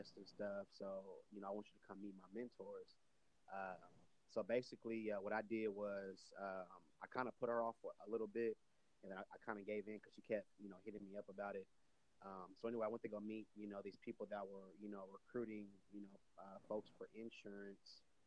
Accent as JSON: {"language": "English", "town": "Austin", "region": "Texas", "country": "United States", "tie": "born or raised there", "said": "I'm born and raised in Austin, Texas"}